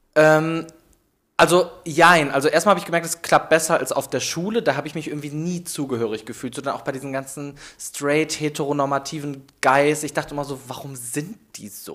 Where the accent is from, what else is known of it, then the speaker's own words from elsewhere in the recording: Meerbusch, North Rhine-Westphalia, Germany; moved away as an adult; now in Cologne, Germany; ich komme gebürtig aus Meerbusch, das äh, Düsseldorf da hinten